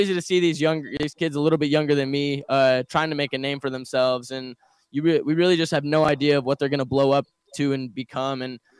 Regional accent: Las Vegas, Nevada, United States; also born or lived in Detroit; I grew up here in Vegas.

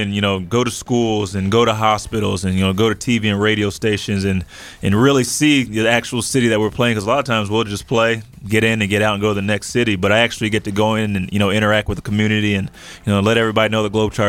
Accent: Princeton, New Jersey, United States; I'm originally from Princeton

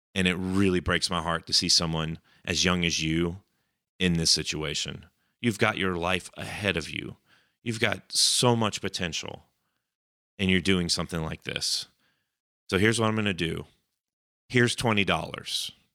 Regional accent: Cobb County, Georgia, United States; my hometown county

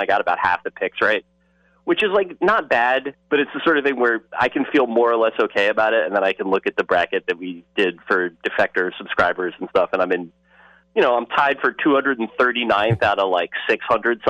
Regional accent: United States; my right as an American

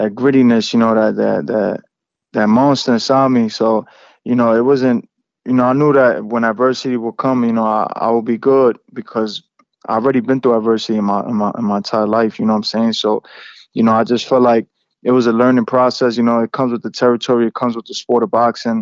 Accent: New York City, New York, United States; I'm in my hometown

